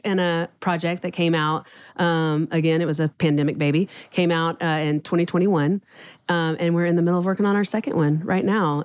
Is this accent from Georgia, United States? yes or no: no; Houston, Texas, United States; moved away as an adult; now in Nashville, United States; born and raised in Houston